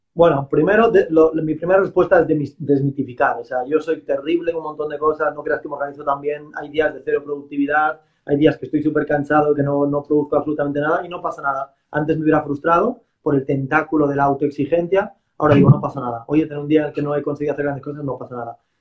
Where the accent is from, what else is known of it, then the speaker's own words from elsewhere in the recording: Galicia, Spain; que no soy vasco, soy gallego